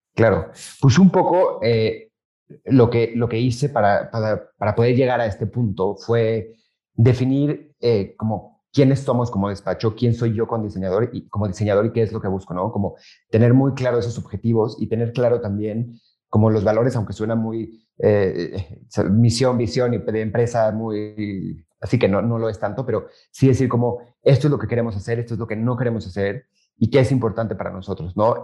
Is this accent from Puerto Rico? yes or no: no; Mexico; also born or lived in Madrid; regresé a México